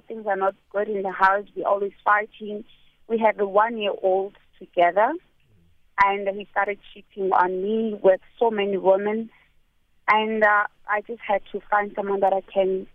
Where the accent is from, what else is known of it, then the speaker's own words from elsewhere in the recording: South Africa; my husband is not a South African, and I'm South African